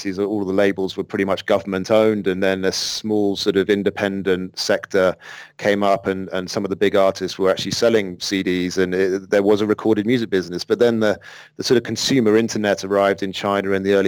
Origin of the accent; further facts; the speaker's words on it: London, United Kingdom; moved away as an adult; I'm from London originally